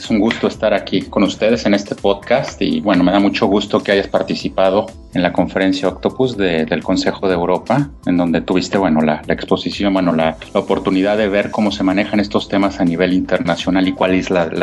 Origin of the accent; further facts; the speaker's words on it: Mexico City, Mexico; yo soy de, yo soy mexicano, yo soy de la Ciudad de México